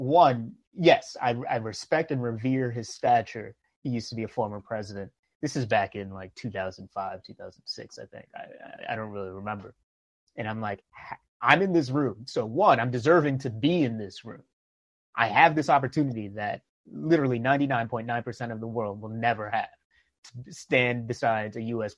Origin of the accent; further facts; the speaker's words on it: New York, United States; I grew up in New York